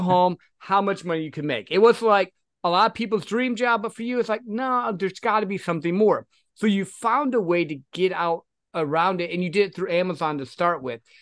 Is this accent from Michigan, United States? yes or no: yes; Michigan, United States; now in Texas, United States; I'm originally from Michigan, though. So, like, I'm used to the snow.